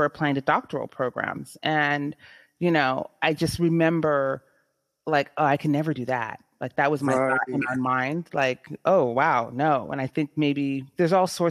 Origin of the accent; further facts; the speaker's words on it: San Jose, California, United States; I am born and raised in San Jose, California